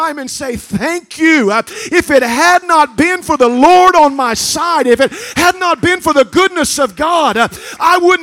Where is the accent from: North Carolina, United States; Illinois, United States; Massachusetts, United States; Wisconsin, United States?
Illinois, United States; Raccoon Township, near Centralia; I grew up outside of Centralia before Salem in a little place called Raccoon Township.